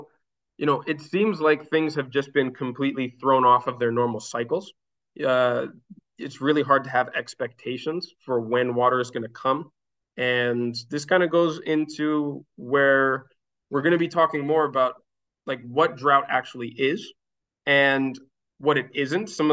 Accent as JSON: {"language": "English", "region": "Minnesota", "country": "United States", "tie": "born or raised there", "moved": "as an adult", "lives_now": "Catalonia, Spain", "said": "the area that I used to live, where I grew up in Minnesota"}